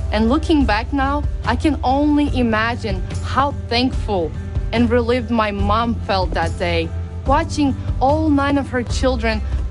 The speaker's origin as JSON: {"language": "English", "country": "Ukraine", "said": "I'm from Ukraine"}